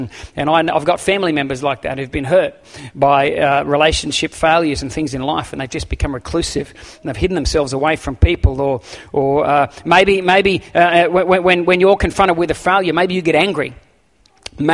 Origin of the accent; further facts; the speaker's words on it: Campbelltown, New South Wales, Australia; And I remember in Sydney, I grew up near Campbelltown.